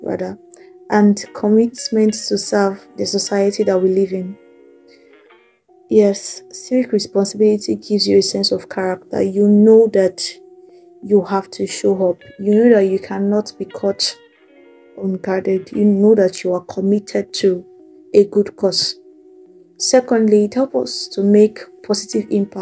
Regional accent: Nigeria; As Nigerian teenagers and young adults

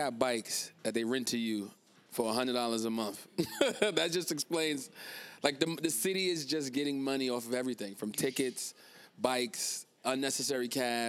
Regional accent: New York City, New York, United States; also born or lived in Harlem, New York; I am from New York, born and raised in the Bronx, New York.

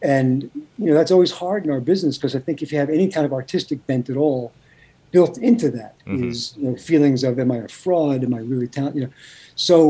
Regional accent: New York City, New York, United States; I grew up in Brooklyn.

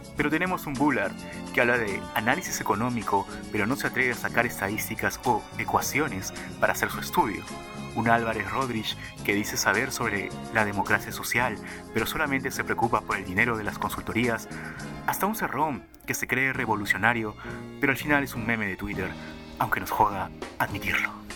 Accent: Peru; El Perú somos todos huevones

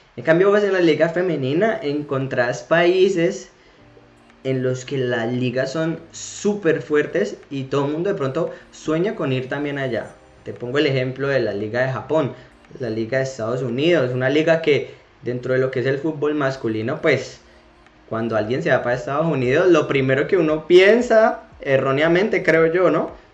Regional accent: Colombia; now in Spain; uno como colombiano cuando vive en el exterior

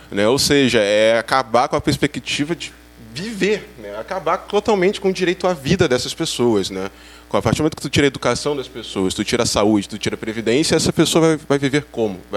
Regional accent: Niterói, Rio de Janeiro, Brazil; Sou de Niterói, Rio de Janeiro.

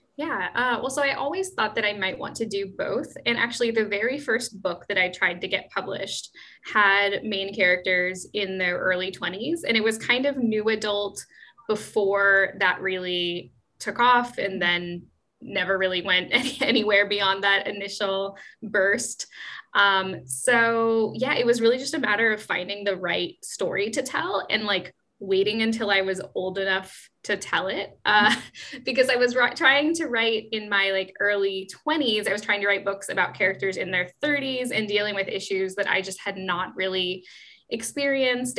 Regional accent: Seattle, Washington, United States; moved away as an adult; now in Amsterdam, Netherlands; i've only ever lived in seattle before i moved to mm-hmm. amsterdam

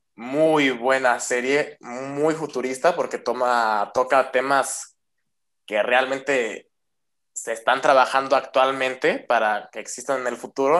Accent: Mexico; La mayoría somos mexicanos

